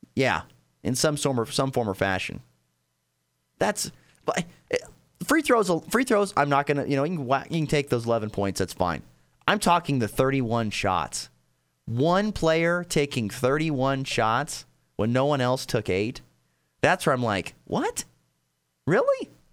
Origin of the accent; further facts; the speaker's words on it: Nebraska, United States; Growing up in Nebraska